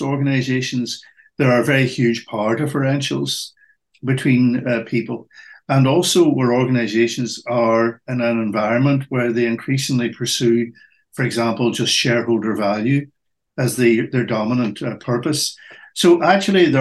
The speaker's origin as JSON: {"language": "English", "region": "Northern Ireland", "country": "United Kingdom", "tie": "born or raised there", "said": "I was brought up in Northern Ireland at the height of what were called the Troubles"}